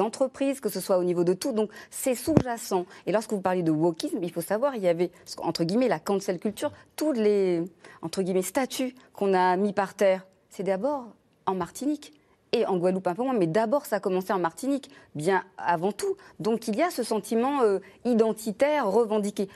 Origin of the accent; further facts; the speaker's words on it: Réunion; Je suis réunionnaise.